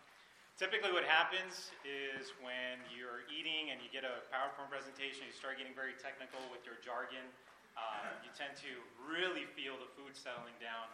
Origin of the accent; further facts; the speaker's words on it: Brownsville, Texas, United States; I'm a product of the Valley. I was born and raised in Brownsville, but I've been all over the place.